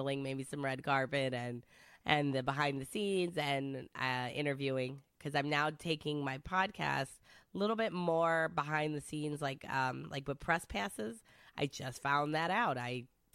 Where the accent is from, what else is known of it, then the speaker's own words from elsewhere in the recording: Michigan, United States; first language Italian; English is a second language; now in Pinellas County, United States; I'm from Michigan